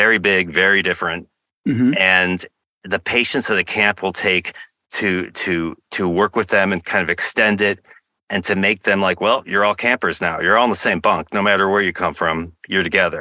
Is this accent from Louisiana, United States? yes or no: no; Michigan, United States; I went to some sports camps growing up in Michigan